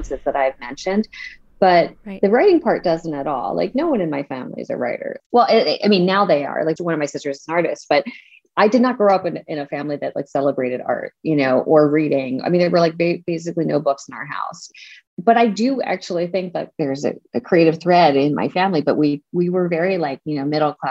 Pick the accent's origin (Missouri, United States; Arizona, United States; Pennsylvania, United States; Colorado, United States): Pennsylvania, United States; my mom's house in Pennsylvania, where I grew up